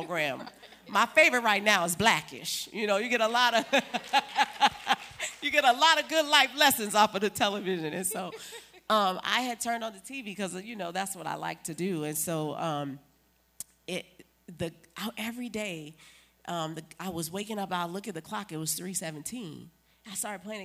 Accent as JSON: {"language": "English", "town": "New Orleans", "region": "Louisiana", "country": "United States", "moved": "yes", "said": "I'm from New Orleans"}